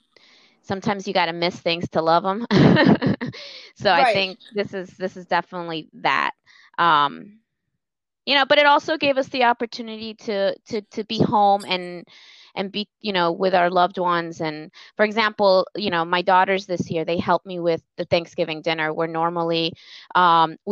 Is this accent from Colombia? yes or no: yes; Colombia; moved away; we're from Colombia, the country of Colombia